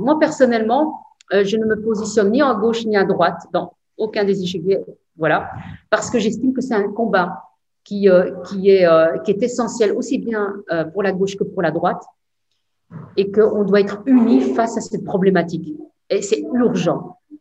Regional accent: Belgium; chez nous en Belgique

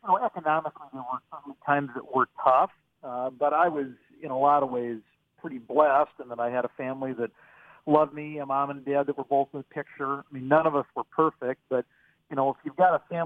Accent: Pierre, South Dakota, United States; growing up in Pierre

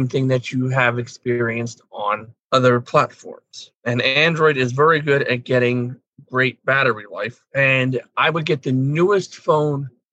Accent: Pennsylvania, United States; I'm from Pennsylvania

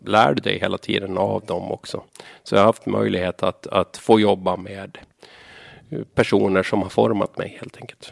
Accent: Saltvik, Åland, Åland Islands; also born or lived in Sweden; Jag växte upp i Saltvik, Ötkarby.

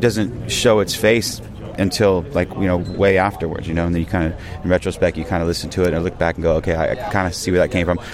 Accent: Northern California, United States; we're from Northern California

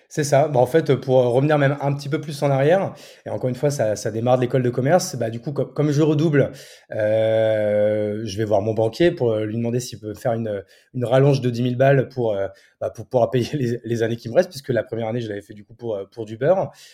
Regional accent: Marne, Champagne-Ardenne, Grand Est, France; also born or lived in Paris / Reims; mes parents ont voulu euh, déménager. Donc, du coup, euh, adolescent, enfin, enfance, adolescence et jusqu'au bac, euh, je suis dans la Marne

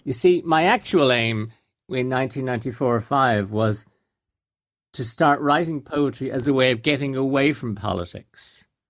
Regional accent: Ireland; born or raised there; also born or lived in London / Coventry

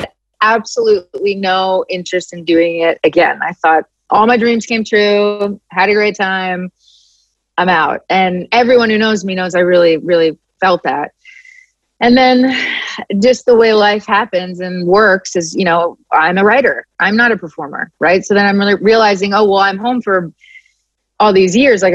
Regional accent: Philadelphia, Pennsylvania, United States; I'm from Philly and I'm Italian

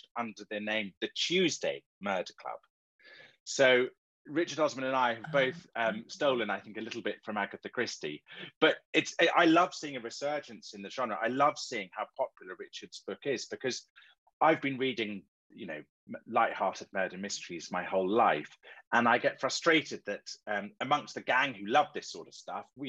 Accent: Marlow, South East England, United Kingdom; Marlow, which is my hometown where I live

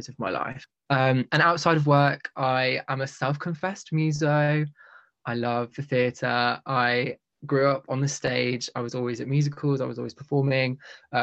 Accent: Midlands, United Kingdom; also born or lived in Leeds / London; I'm also from the Midlands, currently living there at the moment.

